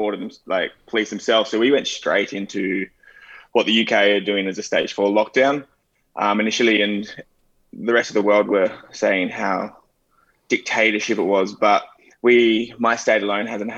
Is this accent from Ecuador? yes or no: no; Wollongong, New South Wales, Australia; moved away; also born or lived in Goulburn; I was born in Goulburn, which is actually a sheep farming town, but I grew up in Wollongong, which is just off the coast of, just down south from Sydney on the beach